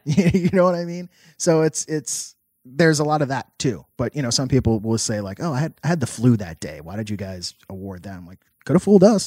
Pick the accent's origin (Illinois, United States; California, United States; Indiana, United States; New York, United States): New York, United States; New York City; I'm from New York City. I'm not easily shell shocked.